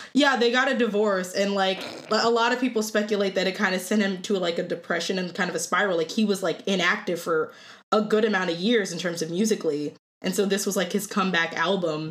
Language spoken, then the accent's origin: English; Cleveland, Ohio, United States; moved away as an adult; now in Oswego, United States; I'm from Cleveland, Ohio. I somehow ended up in Oswego, New York, of all places